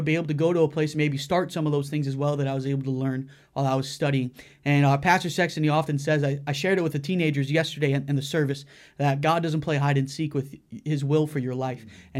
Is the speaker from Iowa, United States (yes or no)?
yes; Cedar Rapids, Iowa, United States; And I'm from Cedar Rapids, Iowa